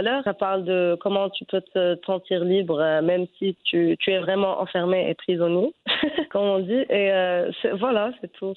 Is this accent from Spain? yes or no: no; Fez, Fès-Meknès, Morocco; je je suis née à Fès